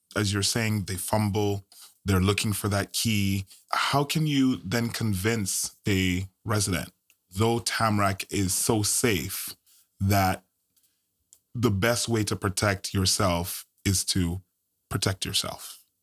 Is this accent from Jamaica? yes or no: yes; Jamaica; now in United States; I'm Jamaican bred